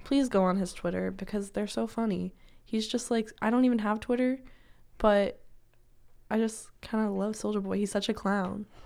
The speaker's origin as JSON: {"language": "English", "region": "Washington", "country": "United States", "tie": "born or raised there", "moved": "as an adult", "lives_now": "Kentucky, United States", "said": "my hometown, I live in, like, the rural part of Washington"}